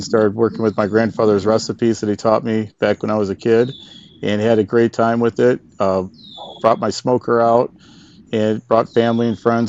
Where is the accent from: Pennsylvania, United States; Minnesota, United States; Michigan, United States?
Michigan, United States; I'm from Michigan. I live in Michigan